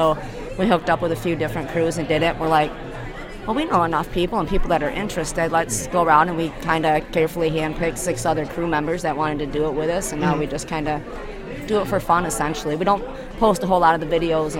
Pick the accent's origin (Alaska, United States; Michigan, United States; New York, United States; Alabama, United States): Michigan, United States; Hastings; Hastings, Michigan, and Ionia.